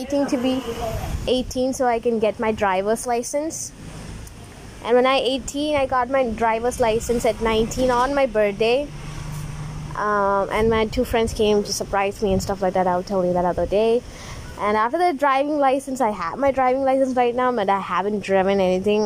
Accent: Tamil Nadu, India; now in Kerala, India; I'm Indian girl. I live in Kerala, but I'm from Tamil Nadu.

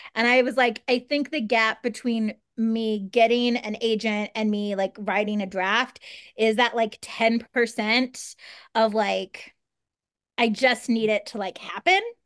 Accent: Kansas, United States; also born or lived in Minnesota; now in Los Angeles, United States; I'm from Kansas

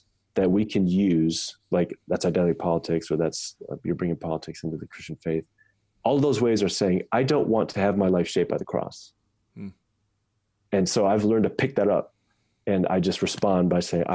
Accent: United States; as an American, I was raised to understand that I have all these rights

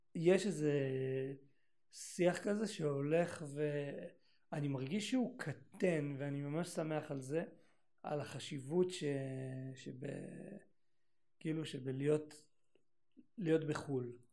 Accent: Northern Israel, Israel; moved away; באתי מהצפון

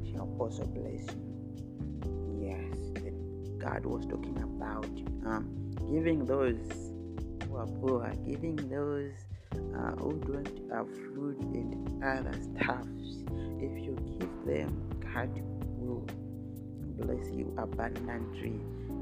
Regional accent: Zambia; from Zambia

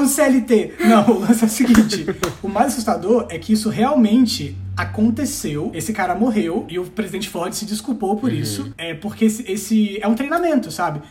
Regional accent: Espírito Santo, Brazil; also born or lived in Varginha, Minas Gerais; eu sou capixaba e a gente é um povo muito desconfiado

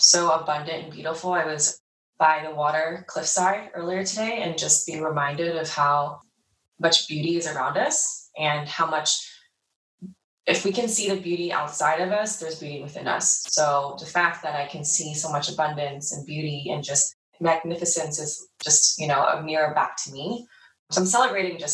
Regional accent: New Jersey, United States; moved away as an adult; now in Los Angeles, United States; I grew up in New Jersey on the East Coast. I'm based in LA now

